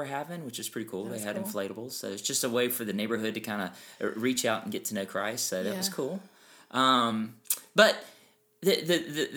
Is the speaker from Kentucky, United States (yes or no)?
no; Georgia, United States; we're from Georgia